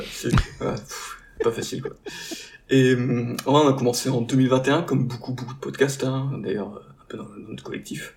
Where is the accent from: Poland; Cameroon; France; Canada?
France; the Nord, Hauts-de-France; now in Marseille, France; on a à la base tous du Nord